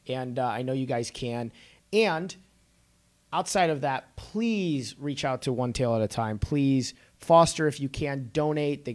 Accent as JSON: {"language": "English", "town": "Chicago", "region": "Illinois", "country": "United States", "said": "I'm from Chicago, too"}